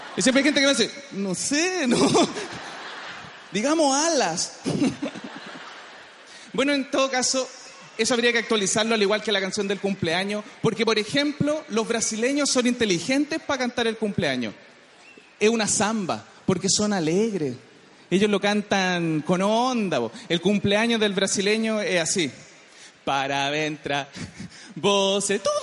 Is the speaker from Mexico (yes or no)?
no; Chile; Yo soy súper chileno